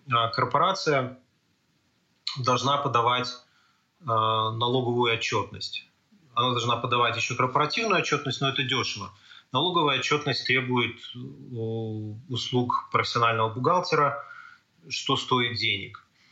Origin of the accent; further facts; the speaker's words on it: Belarus; moved away as an adult; now in Canada; о белорусском, том, откуда я родом